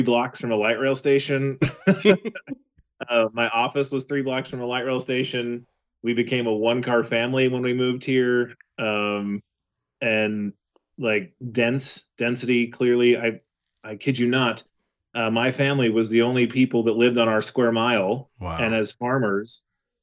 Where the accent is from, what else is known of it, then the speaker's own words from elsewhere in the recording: Western Kansas, United States; I am from a very small town in Western Kansas.